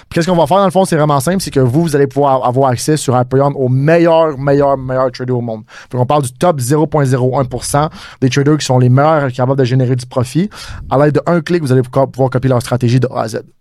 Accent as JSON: {"language": "French", "town": "Montreal", "region": "Quebec", "country": "Canada", "said": "on est vraiment international, mais moi je suis exactement de Montréal."}